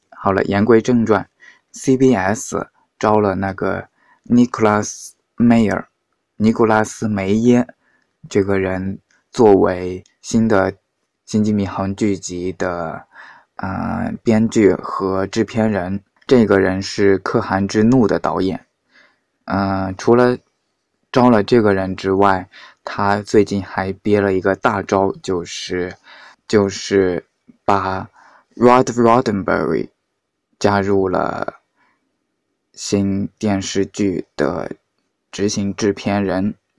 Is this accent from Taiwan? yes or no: no; Hunan, China; 我们湖南那边 的习俗，应该是这样的。大年三十晚上要吃猪蹄